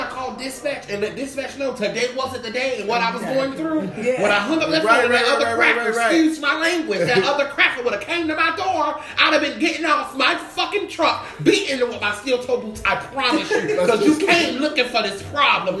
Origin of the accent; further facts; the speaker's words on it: Florida, United States; I'm from Florida